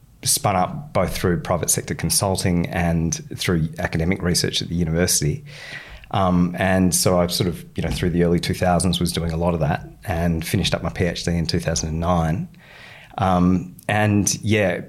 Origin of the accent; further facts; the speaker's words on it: Western Australia, Australia; moved away; I grew up in Western Australia